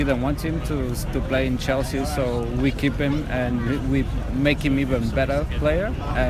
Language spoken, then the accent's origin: English; Cantanhede, Centro, Portugal; English is a second language; I'm from Cantanhede, near Coimbra.